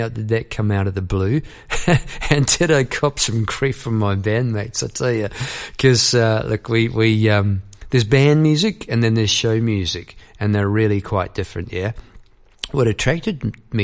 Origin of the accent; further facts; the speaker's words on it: New Zealand; moved away as an adult; I went over to came here to live from New Zealand. I was formerly from New Zealand.